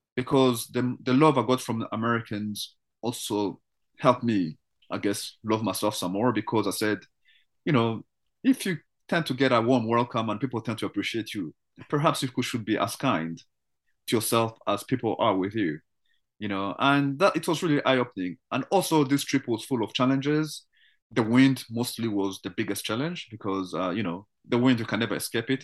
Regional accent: Canada; as a Canadian

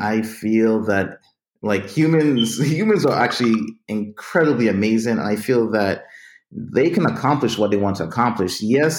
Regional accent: U.S. Virgin Islands; since I'm from the Virgin Islands, I recognized my own uniqueness.

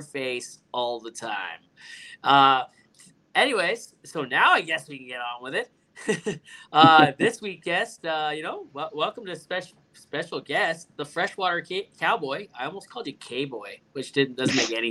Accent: Hamilton, Ontario, Canada; Hamilton, my hometown.

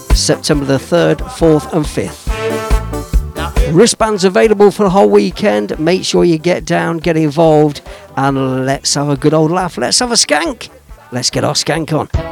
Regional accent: Leicester, East Midlands, United Kingdom; settled in my hometown, Leicester Town

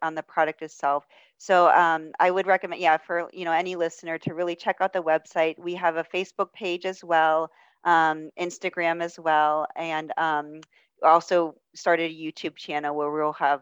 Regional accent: Pittsburgh, Pennsylvania, United States; I'm from Pittsburgh

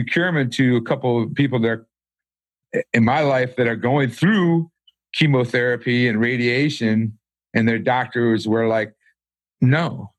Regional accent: Michigan, United States; I'm actually from Michigan, but I think I'm starting to get the Southern slang. I've been here so long.

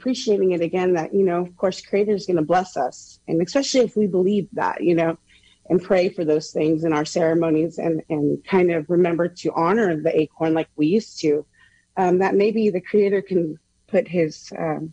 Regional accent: Point Arena, California, United States; I'm from Kashaya in Point Arena

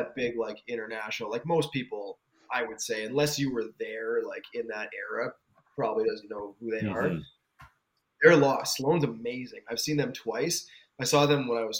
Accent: Canada; because of our age and being Canadian

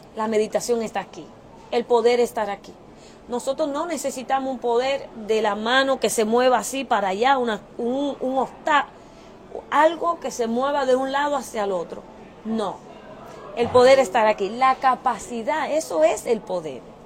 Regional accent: New York, United States; moved away as an adult; also born or lived in Dominican Republic; now in Indianapolis, United States; soy dominicana, vine desde pequeña aquí a New York, eh, me crié, estudié allá

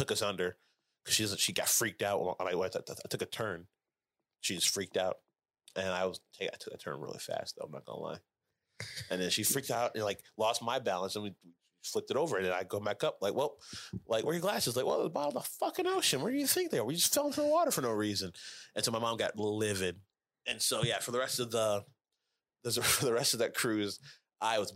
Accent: Indiana, United States; I'm from Indiana and we don't get the beach.

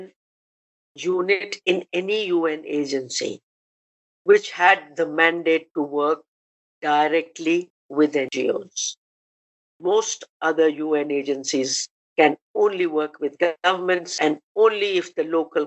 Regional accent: India; also born or lived in Germany; I, as an Indian

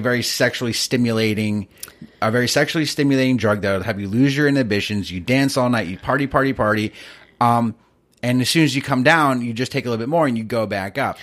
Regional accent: East Coast, United States; I grew up in the East Coast

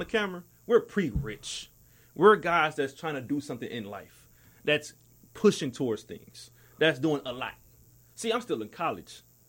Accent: New York, United States; I came from the struggle. I was from New York like Biggie.

